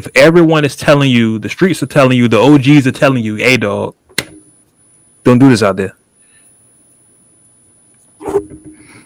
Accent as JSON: {"language": "English", "region": "California", "country": "United States", "said": "I am Californian through and through."}